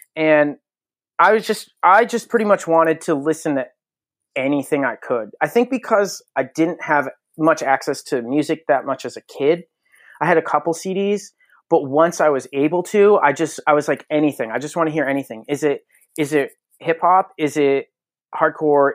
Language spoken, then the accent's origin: English; Connecticut, United States; born and raised in Connecticut